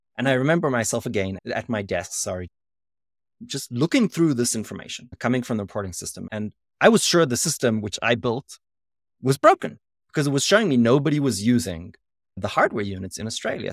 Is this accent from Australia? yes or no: no; South Africa; moved away; also born or lived in Israel; I'm a South African, so I spoke perfect, uh, English